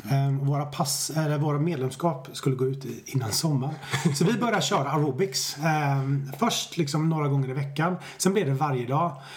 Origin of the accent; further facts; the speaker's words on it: Stenungsund, Västra Götaland, Sweden; moved away as an adult; also born or lived in Japan; now in Stockholm, Sweden; Jag har bott i Stockholm i 20 år men jag föddes i Stenungsund på västkusten.